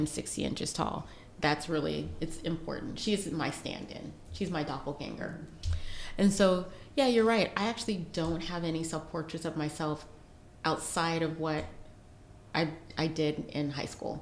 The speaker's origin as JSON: {"language": "English", "country": "United States", "said": "we're from the United States"}